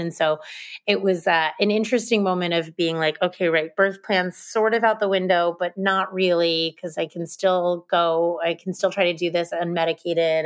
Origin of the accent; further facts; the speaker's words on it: United States; moved away as an adult; also born or lived in Hoboken, New Jersey / Franklin, Massachusetts / Boston, Massachusetts; now in New York City, United States; I grew up in New Jersey and Massachusetts, and I'm a relatively recent transplant to New York City